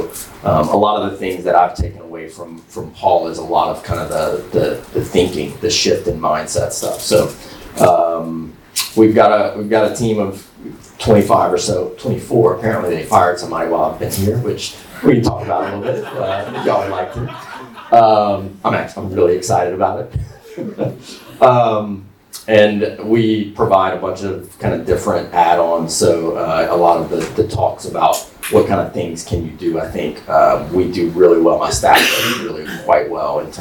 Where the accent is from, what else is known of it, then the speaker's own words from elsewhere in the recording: Lafayette, Louisiana, United States; I'm from Lafayette, Louisiana